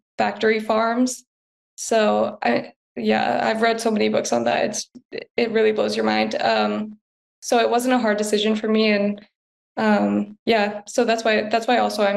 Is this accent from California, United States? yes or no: yes; San Diego, California, United States; now in Hawaii, United States; I'm from San Diego